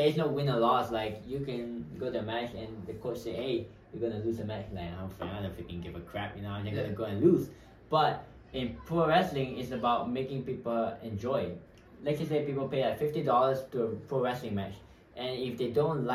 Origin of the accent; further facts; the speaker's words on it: Malaysia; now in Hawaii, United States; So I'm from Malaysia